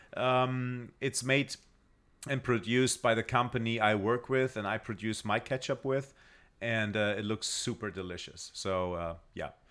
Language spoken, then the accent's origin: English; Germany; as a German